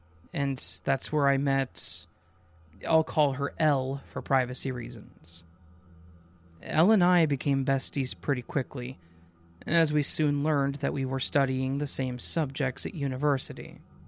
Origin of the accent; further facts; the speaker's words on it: Launceston, Tasmania, Australia; moved away as an adult; now in Hobart, Australia; I'm from Launceston, the cesspit, I call it. So I moved to Hobart at about 26 to 7 years old for university.